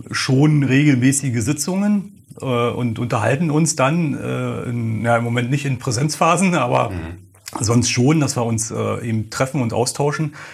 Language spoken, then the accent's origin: German; Schmachtenhagen, Brandenburg, Germany; Ähm, ich komme ja ursprünglich aus Schmachtenhagen. Und sicherlich gehört äh, Schmachtenhagen so zu den Plätzen, wo ich mich gerne aufhalte.